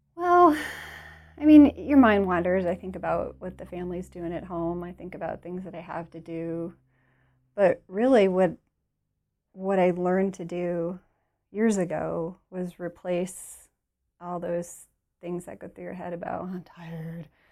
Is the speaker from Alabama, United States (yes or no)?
no; Detroit, Michigan, United States; we're from Detroit